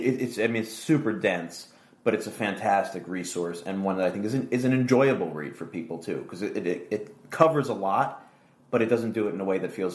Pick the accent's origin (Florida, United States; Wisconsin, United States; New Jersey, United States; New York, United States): New Jersey, United States; Chatham; I felt like the only Italian in Chatham.